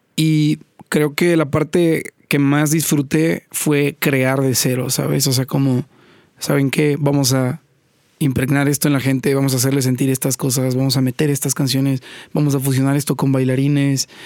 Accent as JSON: {"language": "Spanish", "town": "Poza Rica", "region": "Veracruz", "country": "Mexico", "tie": "born or raised there", "also_born_or_lived": "Xalapa / Mexico City", "said": "Yo nací en Poza Rica, estuve ahí hasta los 12, 13 años"}